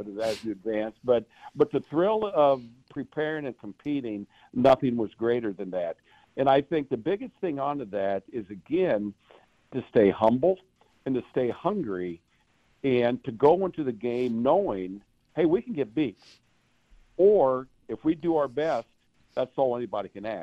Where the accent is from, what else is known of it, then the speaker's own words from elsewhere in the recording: near Milan, Indiana, United States; my hometown is a stone's throw from Milan